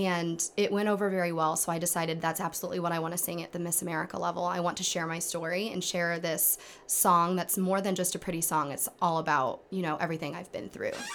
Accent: Kendallville, Indiana, United States; I come from Kendaville, Indiana, which is not far from Angola

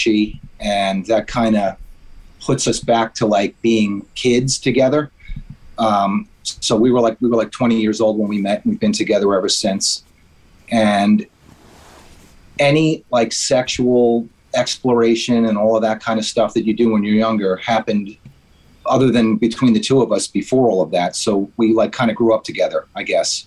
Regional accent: New York, United States; I'm from New York. And we're in New York now

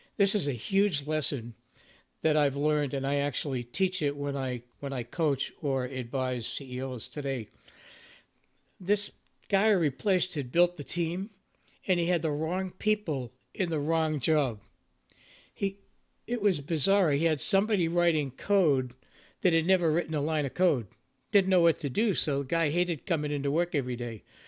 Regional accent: Boston, Massachusetts, United States; I come from the Boston area

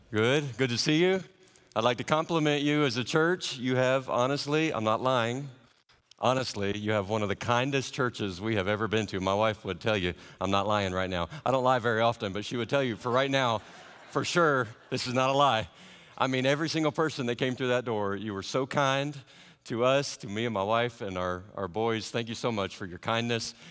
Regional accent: the South, United States; I don't know if my accent gives it away. I don't have much of an accent now that I've had to learn other languages. But my wife and I are Southerners.

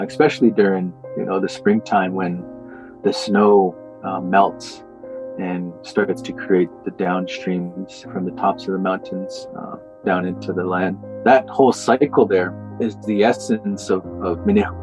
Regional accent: Morley, Alberta, Canada; I've grown up saying I'm from Morley

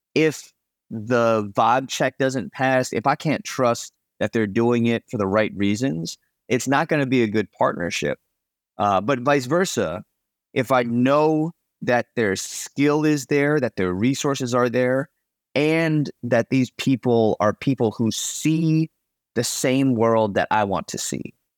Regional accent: New England, United States; also born or lived in Chicago, Illinois; now in Los Angeles, United States; I was actually born in Chicago, and I grew up in New England

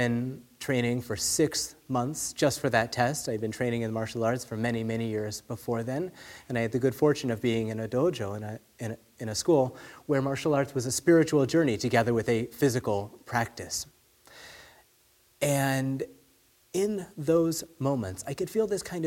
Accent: California, United States; now in Phoenix, United States; I grew up in California

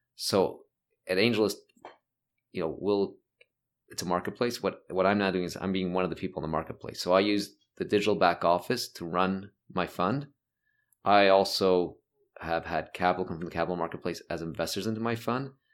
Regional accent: Toronto, Ontario, Canada; moved away as an adult; also born or lived in Montreal / United States; I, I grew up in North York, which is basically Toronto.

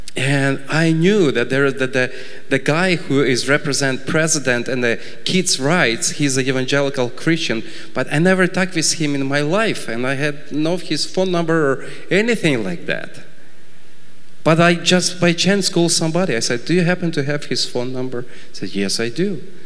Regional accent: Ukraine; I was born in Ukraine and grew up in Ukraine

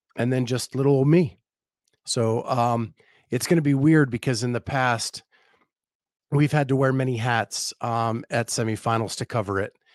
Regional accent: Western Pennsylvania, United States; moved away; I grew up in Western Pennsylvania

